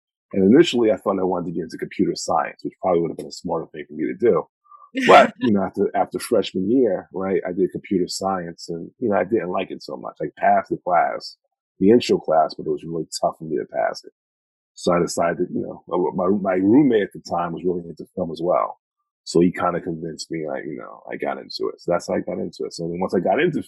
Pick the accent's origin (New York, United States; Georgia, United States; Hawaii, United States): New York, United States; Mount Vernon; born and raised in Mount Vernon, New York.